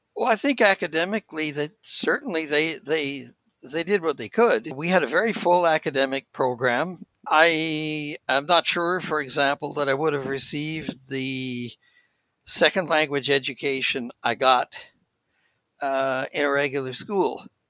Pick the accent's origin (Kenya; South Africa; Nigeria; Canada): Canada; Saskatoon, Saskatchewan; moved away as an adult; also born or lived in Ontario; now in Gatineau, Canada; I was born in Saskatoon, and that's where I would travel from when I was going to the school.